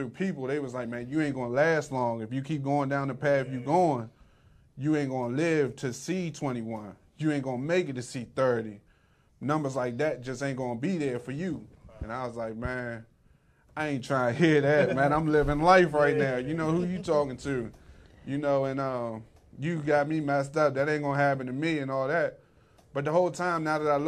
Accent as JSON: {"language": "English", "town": "Morningside", "region": "Maryland", "country": "United States", "tie": "born or raised there", "also_born_or_lived": "Camp Springs, Maryland", "said": "I was born, you know, right there on Camp Springs, you know, Malcolm Grow Hospital. I grew up in Morningside"}